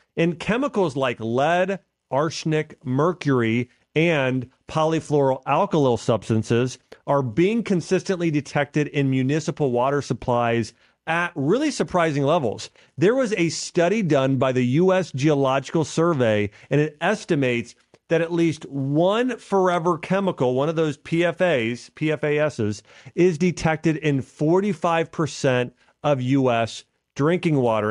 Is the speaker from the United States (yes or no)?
yes; Nashville, Tennessee, United States; Nashville, Tennessee, which is my hometown here